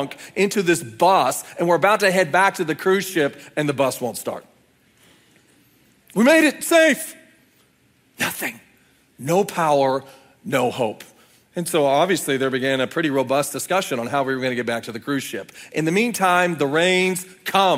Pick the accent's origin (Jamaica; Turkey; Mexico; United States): United States; Oklahoma; we're from Oklahoma